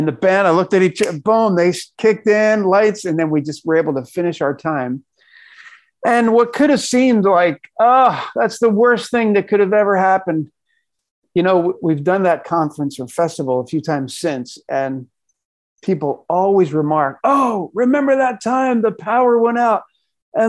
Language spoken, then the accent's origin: English; Philadelphia, Pennsylvania, United States; a kid growing up in Philadelphia